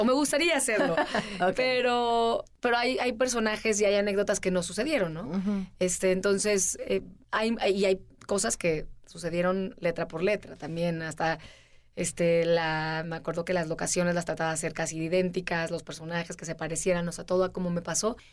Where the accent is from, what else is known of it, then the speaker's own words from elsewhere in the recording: Veracruz, Mexico; moved away; yo empecé haciendo televisión y, este, salí de Veracruz